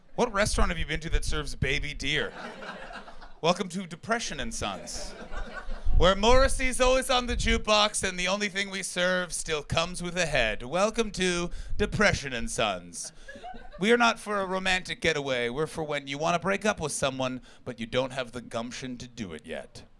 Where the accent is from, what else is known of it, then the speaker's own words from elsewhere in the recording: Canada; moved away as an adult; now in London, United Kingdom; I'm from Canada